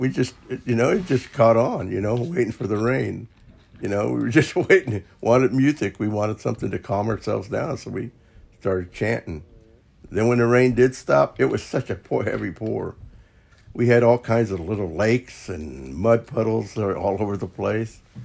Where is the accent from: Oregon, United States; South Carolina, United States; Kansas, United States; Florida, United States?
Kansas, United States; Topeka; I was from Topeka, Kansas